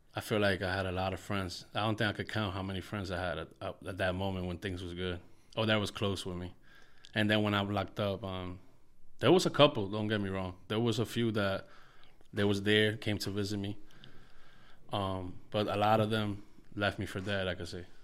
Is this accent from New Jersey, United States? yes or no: yes; Paterson, New Jersey, United States; I'm from Market Street, Patterson, New Jersey. That's the hood where I grew up when I was younger